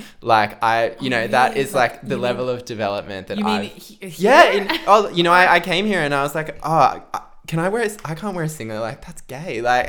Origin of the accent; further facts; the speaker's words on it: Central Coast, New South Wales, Australia; moved away as an adult; also born or lived in Canberra; now in Melbourne, Australia; moving to Melbourne in 2018, that was really when my life started to open up. You know, I am from the Central Coast. I did my undergraduate in Canberra